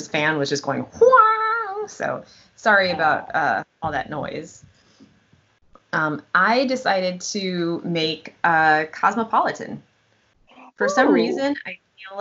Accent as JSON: {"language": "English", "region": "Wisconsin", "country": "United States", "tie": "born or raised there", "said": "when we were growing up in Wisconsin"}